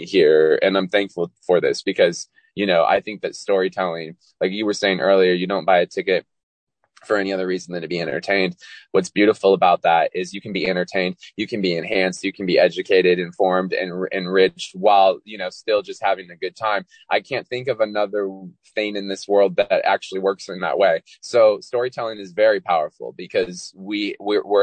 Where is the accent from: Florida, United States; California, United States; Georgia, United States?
California, United States; also born or lived in Walnut Creek, California / San Diego / Folsom / Danville; I was born in Walnut Creek, California, and I grew up all over California